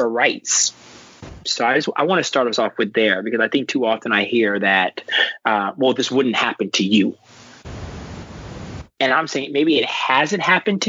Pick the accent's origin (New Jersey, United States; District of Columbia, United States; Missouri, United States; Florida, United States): District of Columbia, United States; Washington; I grew up in Northwest Washington, D.C.